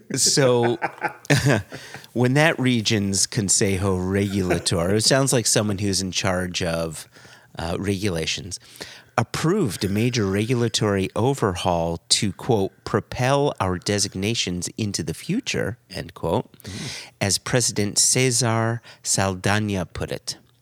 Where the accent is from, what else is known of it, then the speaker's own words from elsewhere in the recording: United States; As an American